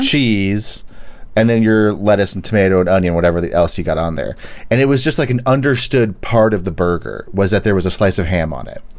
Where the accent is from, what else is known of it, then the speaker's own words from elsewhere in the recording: Texas, United States; I'm from Texas.